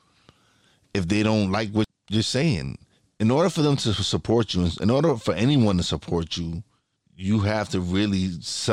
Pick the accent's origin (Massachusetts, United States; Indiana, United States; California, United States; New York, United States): New York, United States; New York City; I'm a kid from Brooklyn. I came from one of the worst parts in Brooklyn, one of the worst neighborhoods